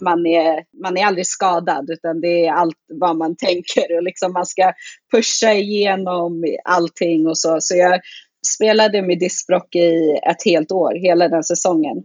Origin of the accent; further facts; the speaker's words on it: Sweden; moved away as an adult; also born or lived in Muncie, Indiana, United States; det är ingen som tror att jag är svensk förrän jag börjar prata svenska